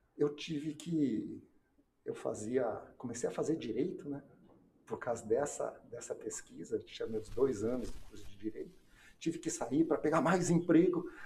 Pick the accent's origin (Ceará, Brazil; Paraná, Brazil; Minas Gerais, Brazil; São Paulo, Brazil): Paraná, Brazil; Londrina; also born or lived in Brasília; eu voltei para minha terra, Londrina